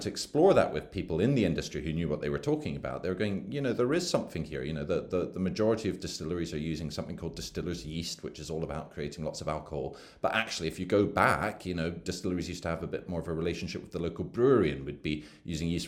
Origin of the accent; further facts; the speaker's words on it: Edinburgh, Scotland, United Kingdom; moved away as an adult; also born or lived in London; I grew up in Edinburgh, and then went away to university in London